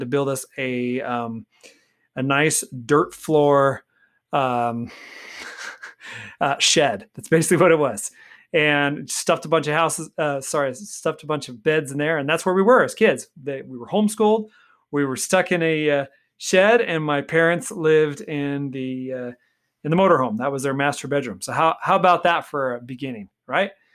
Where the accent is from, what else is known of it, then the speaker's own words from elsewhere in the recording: Golden Valley, Arizona, United States; I grew up in Golden Valley, Arizona